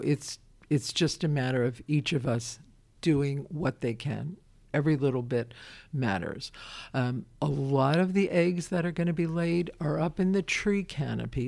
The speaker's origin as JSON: {"language": "English", "town": "Brooklyn", "region": "New York", "country": "United States", "tie": "born or raised there", "moved": "yes", "lives_now": "Winchester, United States", "said": "I'm a kid from Brooklyn"}